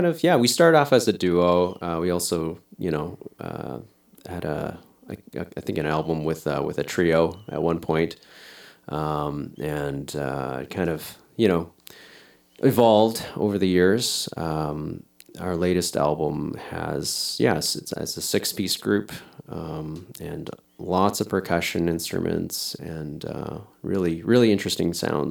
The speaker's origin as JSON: {"language": "English", "town": "Millet", "region": "Alberta", "country": "Canada", "tie": "born or raised there", "moved": "yes", "lives_now": "Edmonton, Canada", "said": "I'm from Millet, Alberta. I grew up in Millet, but living in Edmonton now with my wife"}